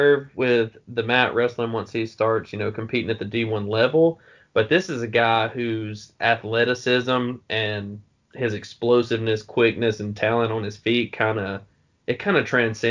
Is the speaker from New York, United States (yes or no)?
no; Alabama, United States; from my home state, Alabama